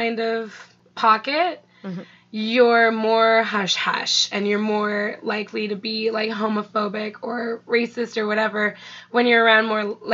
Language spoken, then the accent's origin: English; Toronto, Ontario, Canada; also born or lived in Bradford, Ontario; I grew up in Toronto for the most part. I moved from Toronto to a town called Bradford when I was 8, and I came back to Toronto when I was 15.